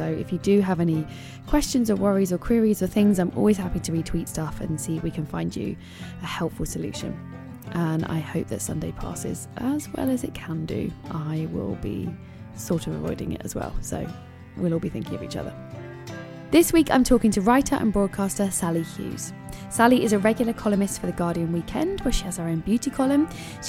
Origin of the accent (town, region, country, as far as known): London, United Kingdom; born or raised there